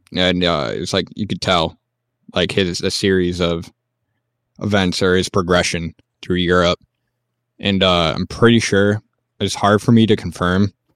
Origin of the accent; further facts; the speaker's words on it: United States; as an American